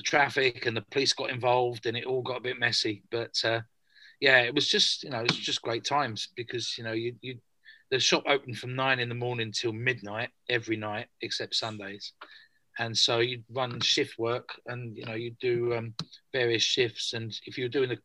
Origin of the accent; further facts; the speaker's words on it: Margate, South East England, United Kingdom; moved away as an adult; also born or lived in London; I was born in London. We moved to Margate in the 70s. So I spent most of my school life in the 70s and early 80s in Margate and Cliftonville and Broadstairs, that kind of area